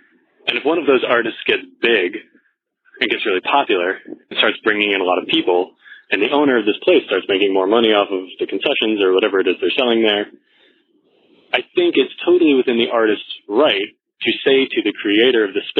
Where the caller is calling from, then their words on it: Senegal; I'm calling from Senegal, West Africa. I'm currently serving in the Peace Corps.